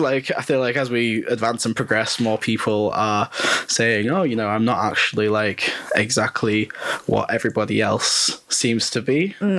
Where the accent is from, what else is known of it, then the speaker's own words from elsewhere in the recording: North West England, United Kingdom; moved away as an adult; now in Leeds, United Kingdom; I'm from the northwest of England